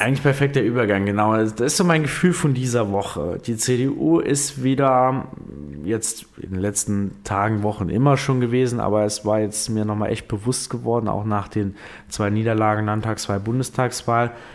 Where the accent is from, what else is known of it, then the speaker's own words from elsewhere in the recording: Saarland, Germany; bei uns im Saarland